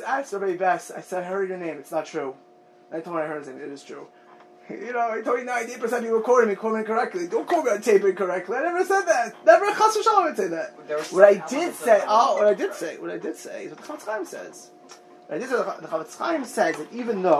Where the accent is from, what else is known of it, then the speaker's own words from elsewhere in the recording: United States; I'm an American.